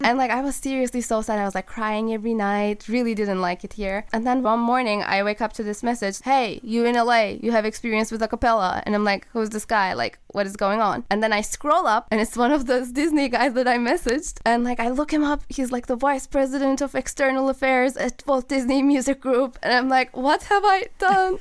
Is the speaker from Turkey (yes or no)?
yes; Turkey; moved away as an adult; also born or lived in Boston, United States; now in Los Angeles, United States; I'm from Turkey, so I like left everybody I know behind, and like as a 18 year old